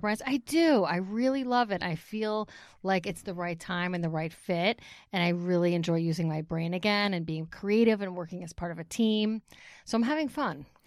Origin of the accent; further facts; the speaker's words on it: Bergenfield, New Jersey, United States; also born or lived in Ramsey, New Jersey; I grew up in Bergen County in Bergenfield.